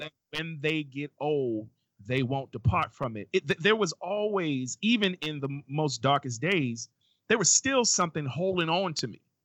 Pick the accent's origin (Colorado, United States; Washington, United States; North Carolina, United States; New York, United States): New York, United States; New York City; moved away as an adult; now in Baltimore, United States; in my neighborhood growing up in Brooklyn, New York